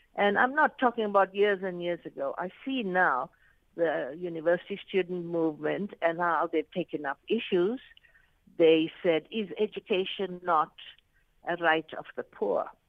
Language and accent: English; South Africa; also born or lived in Arusha, Tanzania; I am a South African